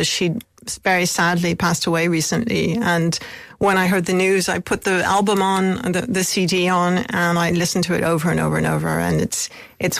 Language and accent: English; Covina, California, United States; moved away; also born or lived in Whittier, California / Riverside, California / Ireland; I grew up in Covina, which is a suburb of Los Angeles, and later in Riverside